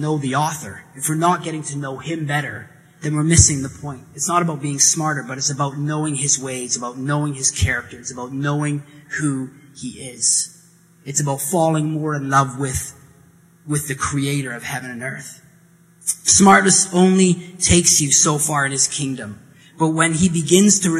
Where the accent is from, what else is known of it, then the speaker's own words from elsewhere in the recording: Hay River, Northwest Territories, Canada; moved away; I grew up in the Northwest Territories in Northern Canada